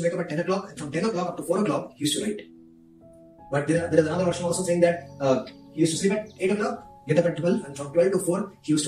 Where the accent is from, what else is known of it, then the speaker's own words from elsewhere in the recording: India; I'm coming from India